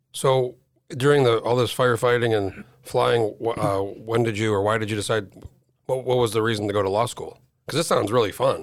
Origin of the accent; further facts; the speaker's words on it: New Mexico, United States; now in Alaska, United States; I grew up in New Mexico. I moved here in oh four